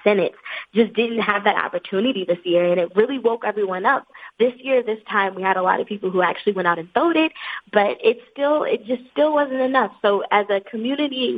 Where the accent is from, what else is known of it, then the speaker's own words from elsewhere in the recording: New Orleans, Louisiana, United States; I'm from New Orleans, Louisiana